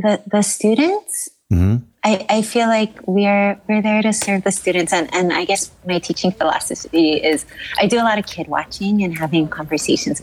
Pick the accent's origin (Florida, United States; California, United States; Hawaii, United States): Hawaii, United States; Kaneohe; also born or lived in Kaimuki, Honolulu; I grew up in Kaneohe, where you're immersed in green. And then now I live in Kaimuki